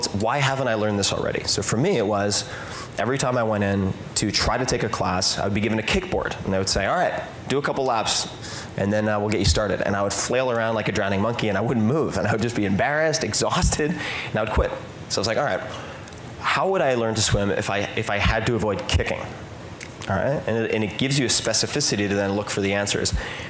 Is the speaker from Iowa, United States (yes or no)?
no; Long Island, New York, United States; I grew up on Long Island.